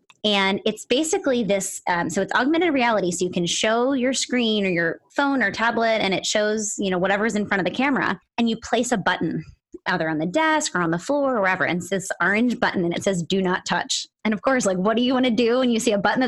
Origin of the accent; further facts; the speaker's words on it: Philadelphia, Pennsylvania, United States; moved away; Philadelphia, my hometown